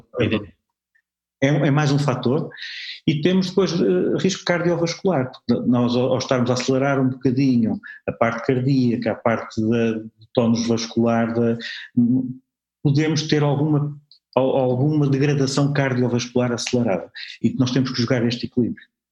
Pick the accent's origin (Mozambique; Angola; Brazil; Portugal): Portugal; Porto, Norte; eu sou de Porto